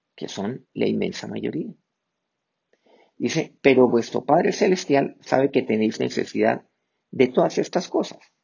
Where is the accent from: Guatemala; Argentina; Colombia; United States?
Colombia; aquí en mi país, pues, eh, la cocina colombiana